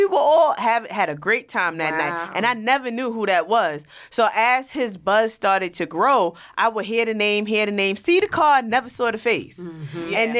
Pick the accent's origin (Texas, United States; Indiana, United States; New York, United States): New York, United States; New York City; being that I was from Rockaway.